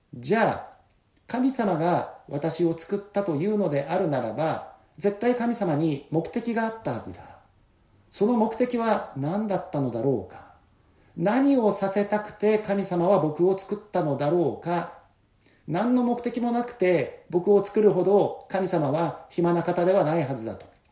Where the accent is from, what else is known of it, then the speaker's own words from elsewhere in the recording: Kushiro, Hokkaido, Japan; moved away as an adult; also born or lived in Indonesia; この釧路に帰ってきて